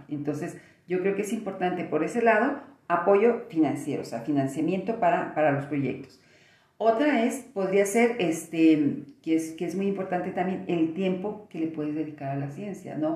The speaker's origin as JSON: {"language": "Spanish", "country": "Mexico", "said": "como mexicanas"}